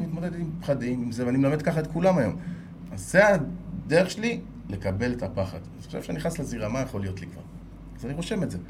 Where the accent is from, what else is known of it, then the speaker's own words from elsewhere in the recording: Israel; אני ישראלי, שירתי בצבא, אני מייצג את ישראל